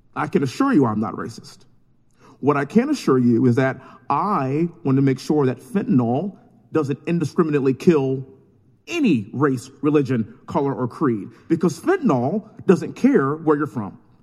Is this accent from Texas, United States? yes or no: yes; Texas, United States; born and raised in Texas, living in Houston